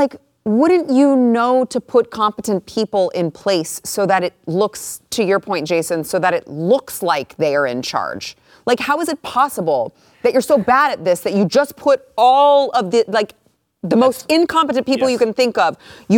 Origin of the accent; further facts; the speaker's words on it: Texas, United States; I'm just going to say Guffrey because I'm from Texas.